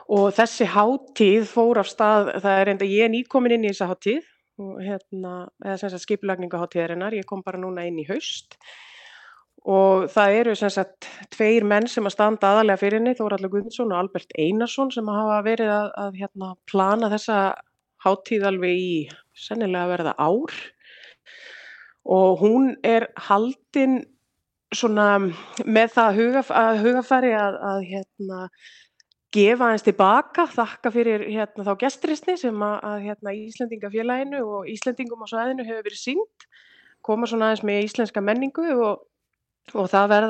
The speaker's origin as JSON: {"language": "Icelandic", "town": "Akureyri", "region": "Northeastern Region", "country": "Iceland", "moved": "as an adult", "lives_now": "Lørenskog, Norway", "said": "ég kem frá Akureyri"}